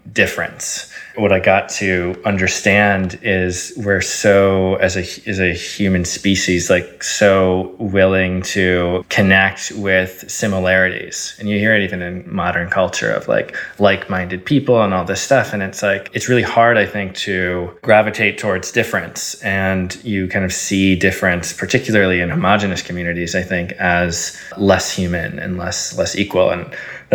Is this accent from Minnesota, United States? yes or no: yes; Eden Prairie, Minnesota, United States; first language Arabic; moved away; I grew up in a town in Minnesota called Eden Prairie, which is just a lovely town outside the beautiful city of Minneapolis